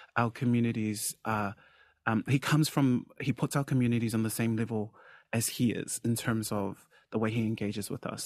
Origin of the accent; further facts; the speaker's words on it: Auckland, New Zealand; I grew up in South Auckland amongst the Samoan f, uh, community, which was very connected